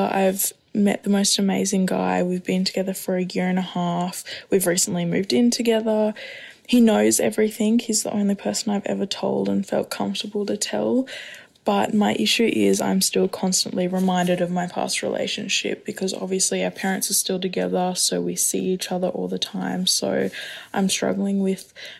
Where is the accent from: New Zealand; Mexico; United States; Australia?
Australia; I'm from Australia and I'm 19.